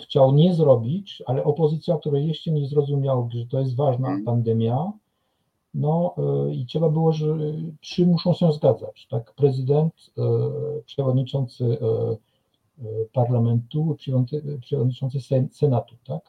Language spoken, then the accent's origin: Polish; France; now in Kraków, Poland; u nas we Francji